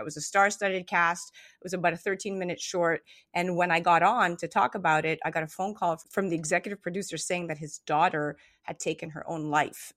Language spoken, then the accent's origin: English; Montreal, Quebec, Canada; I was born in Montreal, Canada, and my mom is Greek, and my dad is part Greek, part Israeli